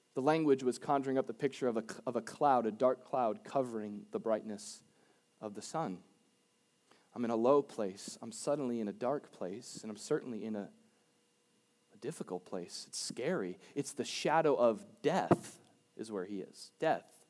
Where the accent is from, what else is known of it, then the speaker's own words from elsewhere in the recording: Boca Raton, Florida, United States; I was raised in Boca